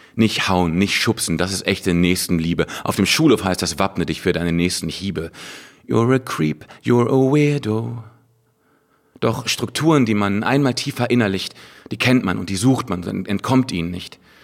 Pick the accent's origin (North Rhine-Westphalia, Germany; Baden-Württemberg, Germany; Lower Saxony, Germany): Lower Saxony, Germany; Hanover; moved away; Hannover, meiner alten Heimatstadt